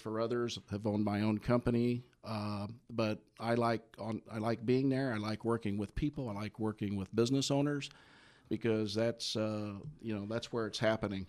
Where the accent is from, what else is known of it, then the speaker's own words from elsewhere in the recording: Midwest, United States; also born or lived in Indiana; I grew up in the Midwest, uh, graduate of, uh, Indiana and, uh, Purdue Universities